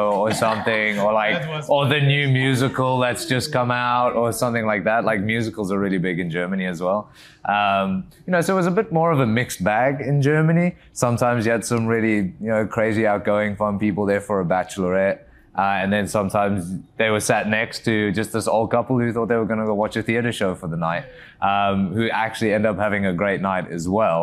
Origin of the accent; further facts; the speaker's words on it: South Africa; moved away as an adult; also born or lived in England; now in United States; Originally, I'm from South Africa, born and raised. I moved out to England when I was 18